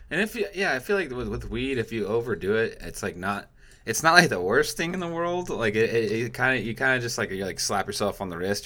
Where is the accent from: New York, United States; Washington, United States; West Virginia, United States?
Washington, United States; now in California, United States; I'm from Washington